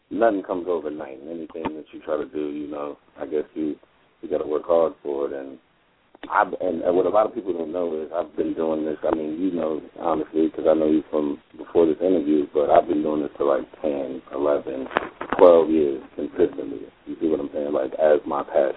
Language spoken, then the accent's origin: English; New Jersey, United States; I'm from New Jersey.